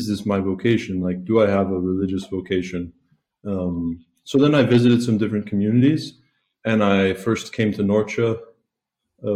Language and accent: English; South Carolina, United States; moved away as an adult; now in Italy; I'm originally from South Carolina. I grew up not Catholic